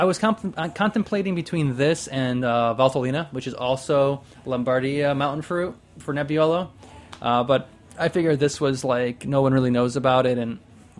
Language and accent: English; Loire Valley, France